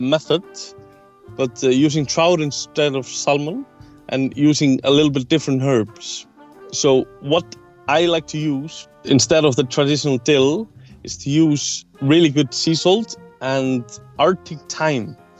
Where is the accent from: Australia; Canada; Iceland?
Iceland; I'm a chef from Iceland.